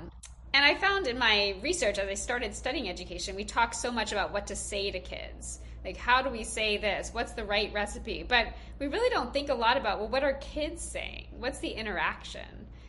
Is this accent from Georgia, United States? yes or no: yes; Georgia, United States; now in Boston, United States; I'm originally from Georgia, actually, but my kids are Boston born and raised.